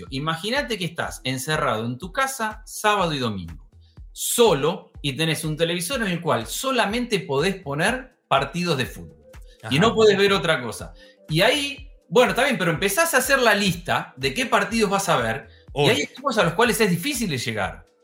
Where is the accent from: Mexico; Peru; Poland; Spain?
Mexico; soy mexicano.